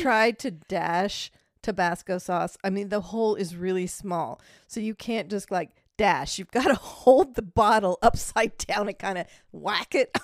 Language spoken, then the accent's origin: English; Germany; moved away; I was raised on it in Germany